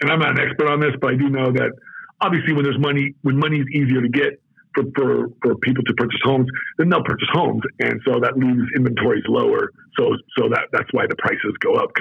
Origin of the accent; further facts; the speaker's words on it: Las Vegas, Nevada, United States; also born or lived in Southern California / Oregon / Pittsburgh / Baltimore; now in Arizona, United States; When I grew up in Vegas, people thought I was Mexican